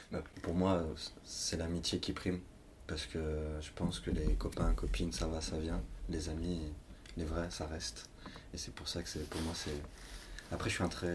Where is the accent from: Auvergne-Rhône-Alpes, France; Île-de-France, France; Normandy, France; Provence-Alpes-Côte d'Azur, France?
Auvergne-Rhône-Alpes, France; Lyon; je suis pourtant de Lyon